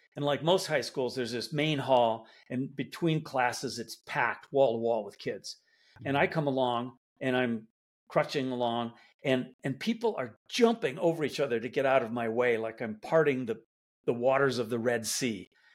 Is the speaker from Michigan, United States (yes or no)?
yes; Detroit, Michigan, United States; I, I grew up in Detroit